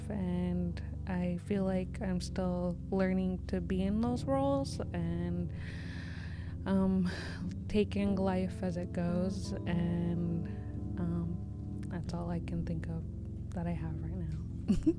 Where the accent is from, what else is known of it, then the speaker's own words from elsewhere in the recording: Lummi, Washington, United States; I come from Lummi